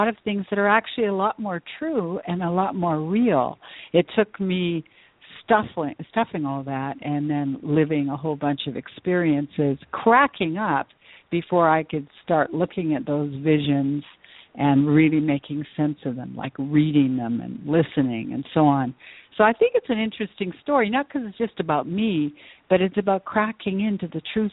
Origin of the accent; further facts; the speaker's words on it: Vancouver, British Columbia, Canada; moved away as an adult; also born or lived in Edmonton / Tucson; left my hometown of Vancouver, BC, and I moved to Edmonton